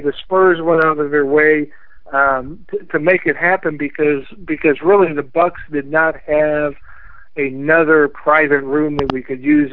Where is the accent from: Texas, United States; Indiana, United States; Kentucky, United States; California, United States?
Indiana, United States; Southern; I grew up in Southern Indiana, but my family is from the region